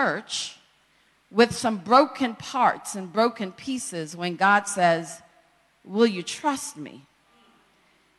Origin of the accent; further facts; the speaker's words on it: Jamaica; a young girl born and raised in Jamaica by a single parent